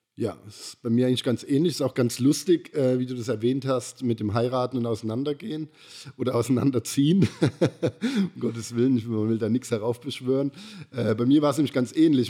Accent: Germany; now in Karlsruhe, Germany; ich bin ja am Neckar so ein bisschen groß geworden, zwar nicht direkt am Neckar, aber ich hatte so eine halbe Stunde Fahrzeit

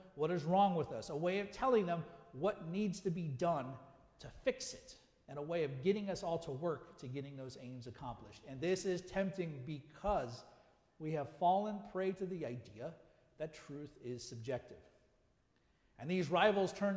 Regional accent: United States; also born or lived in South Africa; I was still American, and I still loved America.

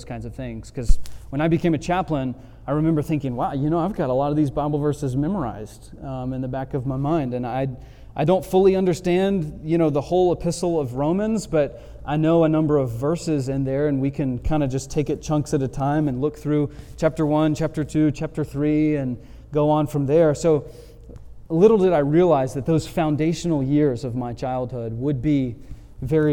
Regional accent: Montgomery, Alabama, United States; took a job back in my hometown, Montgomery, Alabama

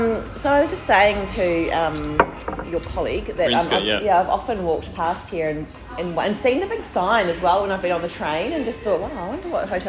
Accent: Christchurch, Canterbury, New Zealand; now in Melbourne, Australia; No, I'm from Christchurch.

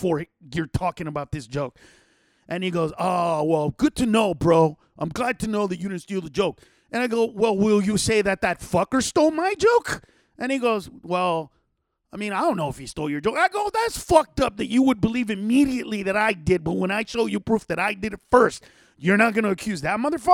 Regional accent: Los Angeles, California, United States; accent: Chicano; also born or lived in Honduras; I grew up in a Mexican neighborhood in East

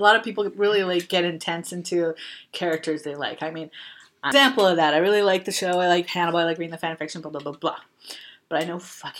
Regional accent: Canada; I'm Canadian.

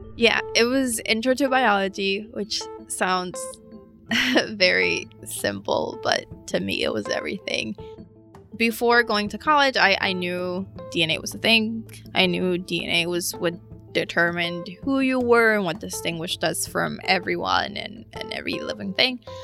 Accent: Puerto Rico; moved away; also born or lived in Philadelphia, Pennsylvania, United States; when I was three years old, they moved back to Puerto Rico my formation was heavily mm. influenced by, by Puerto Rico

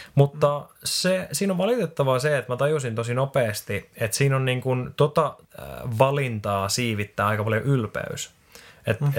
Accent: Finland; moved away as an adult; also born or lived in Australia; Ja sitten mä tulin tänne Suomeen takaisin.

